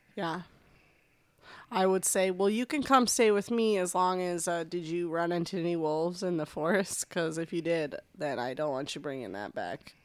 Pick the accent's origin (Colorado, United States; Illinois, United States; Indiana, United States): Colorado, United States; Denver; moved away; I'm from Denver norm, originally